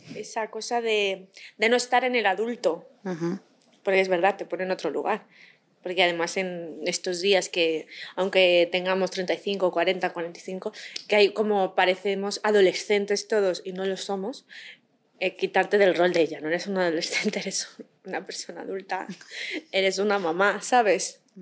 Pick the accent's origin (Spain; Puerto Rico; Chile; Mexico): Spain; a town 40 km from Madrid, Community of Madrid; cuando yo era adolescente, yo estaba en el coro de la iglesia de mi pueblo, que está a 40 kilómetros de Madrid